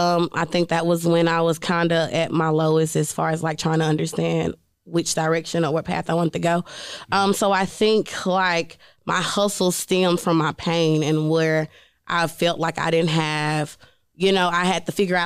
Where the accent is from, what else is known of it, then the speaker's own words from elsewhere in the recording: Jackson, Mississippi, United States; going back to where I'm from Jackson, Mississippi, and telling young girls, like, you two can do this.